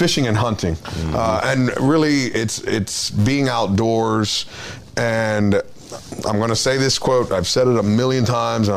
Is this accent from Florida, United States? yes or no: yes; Florida, United States; I grew up in Florida